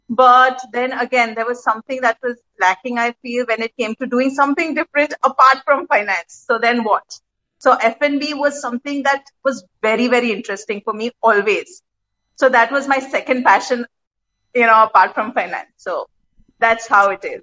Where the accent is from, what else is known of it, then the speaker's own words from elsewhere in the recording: Mumbai, Maharashtra, India; moved away as an adult; now in Dubai, United Arab Emirates; I'm born and brought up in Bombay, uh, here in Dubai since uh, 12 years now